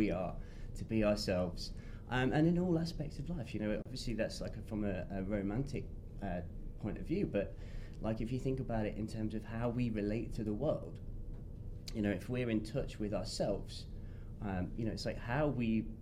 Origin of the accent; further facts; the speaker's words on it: England, United Kingdom; England. Yes, I'm British